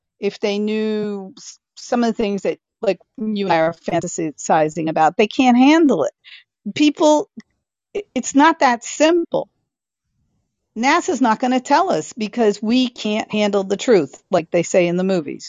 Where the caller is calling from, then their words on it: Germany; I'm in Germany.